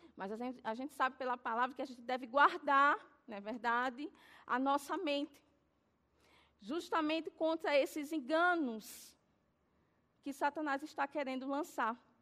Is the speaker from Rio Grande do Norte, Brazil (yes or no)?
no; Alagoas, Brazil; eu sou nordestina, nascida em Alagoas